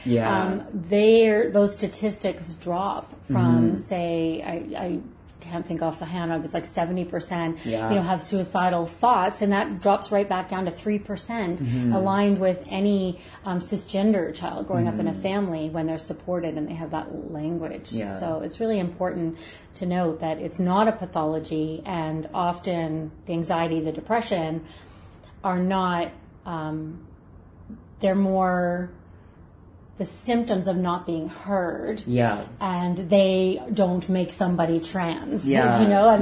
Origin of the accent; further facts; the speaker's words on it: Brampton, Ontario, Canada; now in Nova Scotia, Canada; I grew up in Ontario, and it was, at the time, it was a small town. Gosh, it's Brampton.